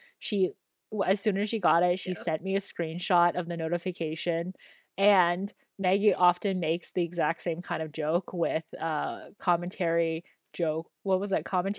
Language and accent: English; Canada; also born or lived in Dalian, China; I was born in China in the province of Dalian, and I came to Canada when I was 3 years old in April of 2000.